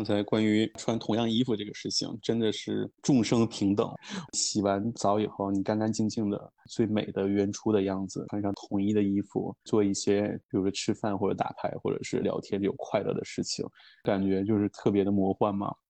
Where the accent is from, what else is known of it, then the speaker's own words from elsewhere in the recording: Shenyang, Liaoning, China; 包括最近哈尔滨很火，我作为沈阳人也是非常非常的开心的一件事情。